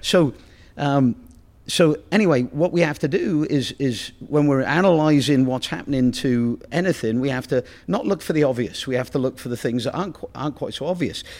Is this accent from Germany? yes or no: no; Oxford, South East England, United Kingdom; moved away; I come from Oxford